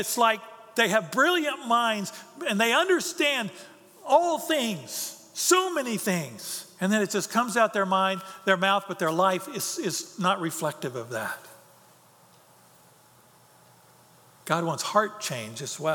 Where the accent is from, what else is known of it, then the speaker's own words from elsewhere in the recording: United States; my life as an American